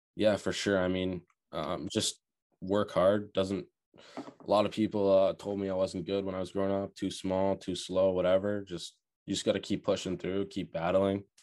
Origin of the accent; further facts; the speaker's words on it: Burlington, Ontario, Canada; also born or lived in Oakville, Ontario; now in Charlottetown, Canada; I was born in Oakville, um, sadly, parents split up around when I was eight years old, moved to Burlington